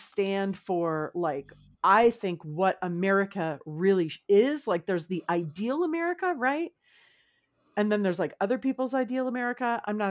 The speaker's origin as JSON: {"language": "English", "region": "California", "country": "United States", "said": "We're all from Southern California."}